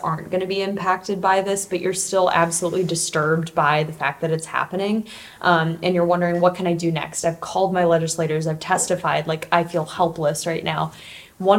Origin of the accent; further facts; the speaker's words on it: Cleveland, Ohio, United States; now in Columbus, United States; I grew up in the Cleveland area, went to school in Ohio, still live here in Columbus